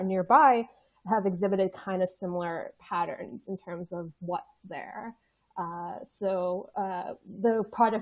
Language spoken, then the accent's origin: English; United States; moved away as an adult; now in United Kingdom; me being an American